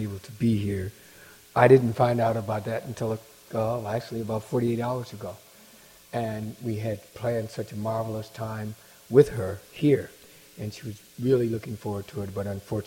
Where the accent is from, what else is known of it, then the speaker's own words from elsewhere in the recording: Midwest, United States; now in Baltimore, United States; I'm from the Midwest